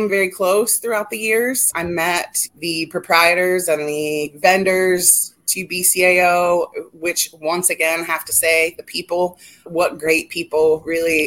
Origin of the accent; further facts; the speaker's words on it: Dayton, Ohio, United States; I'm from Dayton, Ohio